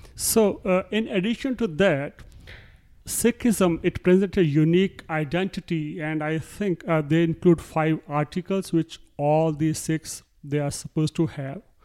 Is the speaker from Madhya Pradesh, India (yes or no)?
no; Punjab, India; moved away as an adult; now in United States; I was born in Punjab and I spent most of my childhood and adulthood, of course, in Punjab, where I grew up